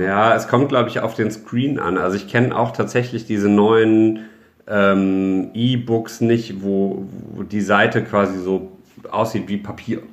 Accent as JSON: {"language": "German", "town": "Düsseldorf", "region": "North Rhine-Westphalia", "country": "Germany", "tie": "born or raised there", "said": "ich bin halt in Düsseldorf geboren, ich bin jetzt zur Schule gegangen, ich habe mein Abitur hier gemacht, ich habe hier studiert und jetzt arbeite ich hier."}